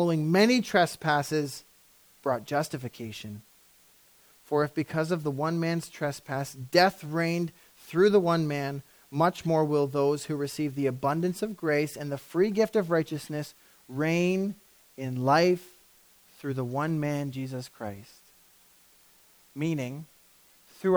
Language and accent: English; Canada; we're so Canadian